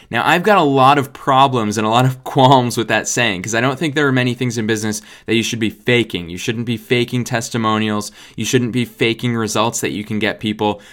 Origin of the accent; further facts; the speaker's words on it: United States; being an American living here in the United States